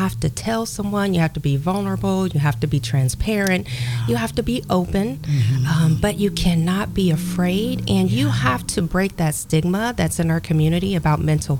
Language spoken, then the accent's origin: English; Columbus, Ohio, United States; I was born and raised here in Columbus, Ohio.